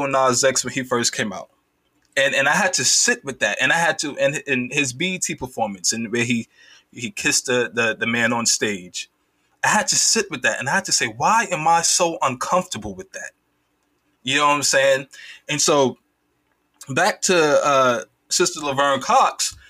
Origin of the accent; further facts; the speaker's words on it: Jamaica; I'm Caribbean, I'm Jamaican as well